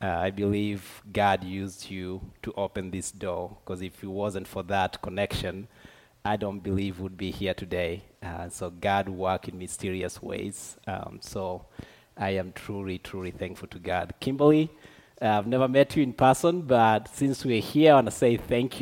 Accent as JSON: {"language": "English", "country": "Tanzania", "moved": "as an adult", "lives_now": "Dallas, United States", "said": "I am originally from Tanzania, but Dallas is home now for me"}